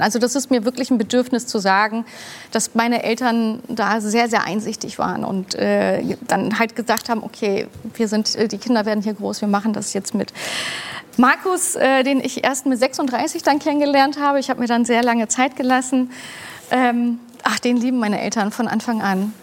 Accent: Hamburg, Germany; Ich bin in Hamburg geboren und aufgewachsen, direkt auch in St. Pauli

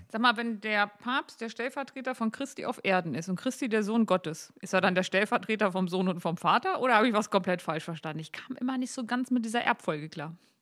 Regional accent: Gittelde, Lower Saxony, Germany; Gittle, der Harzteil, wo ich herkomme

